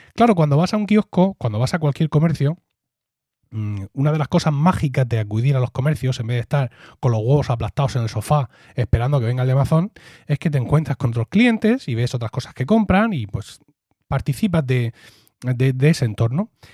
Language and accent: Spanish; Blanca, Region of Murcia, Spain; el Ayuntamiento de Blanca, que es mi pueblo